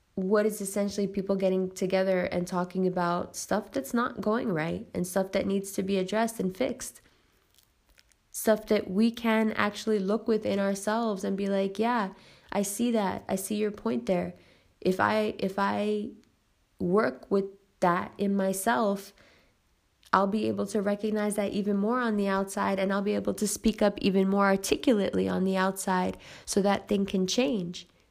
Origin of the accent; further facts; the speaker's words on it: United States; also born or lived in Pakistan; as an American